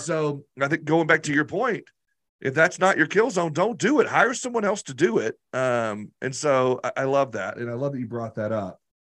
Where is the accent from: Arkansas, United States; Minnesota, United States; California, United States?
Arkansas, United States; I'm this dude from Arkansas that was working out of my basement